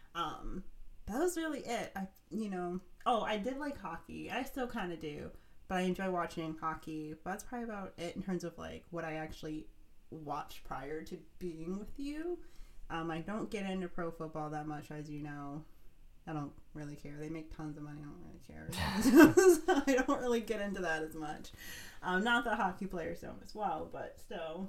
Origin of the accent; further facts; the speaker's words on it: Ohio, United States; I grew up in Ohio